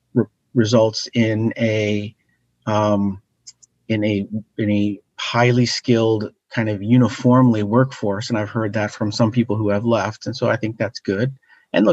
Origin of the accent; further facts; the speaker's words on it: Washington, District of Columbia, United States; I grew up in Washington, D.C., or a suburb right outside Washington, D.C.